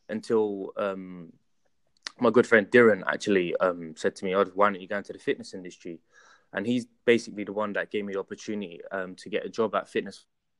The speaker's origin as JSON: {"language": "English", "region": "London", "country": "United Kingdom", "tie": "born or raised there", "said": "So I grew up in Tottenham"}